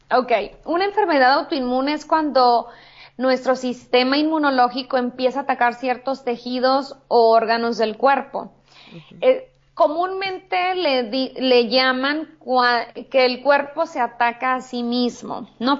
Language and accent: Spanish; Hermosillo, Sonora, Mexico; moved away as an adult; also born or lived in California; now in Tijuana, Mexico; en Hermosillo, en mi ciudad natal